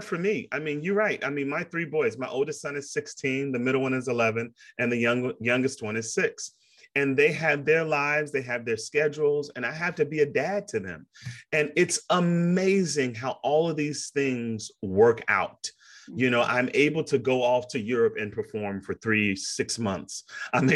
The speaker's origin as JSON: {"language": "English", "town": "Chicago", "region": "Illinois", "country": "United States", "tie": "born or raised there", "also_born_or_lived": "Princeton, New Jersey", "moved": "as an adult", "lives_now": "Kentucky, United States", "said": "when I was growing up in Chicago, I'm from Chicago, south side of Chicago"}